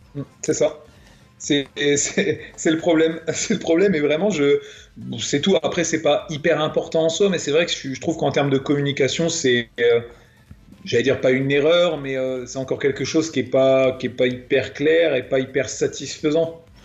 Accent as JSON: {"language": "French", "country": "France", "said": "nous, la France, on est censé être un grand pays"}